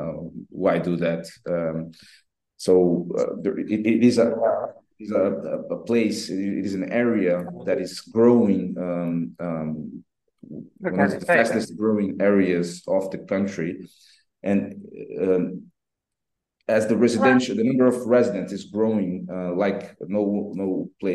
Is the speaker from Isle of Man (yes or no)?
no; Brazil; now in Portugal; I come from Brazil